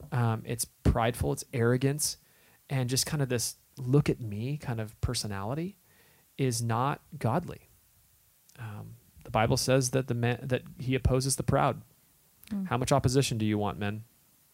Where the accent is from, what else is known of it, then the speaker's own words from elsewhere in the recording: Southern California, United States; moved away; But we grew up in Southern California.